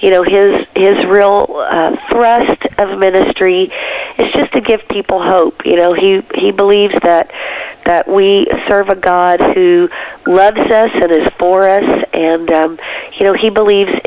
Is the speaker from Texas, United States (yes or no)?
yes; Texas, United States; I was brought up in a pastor's family in Texas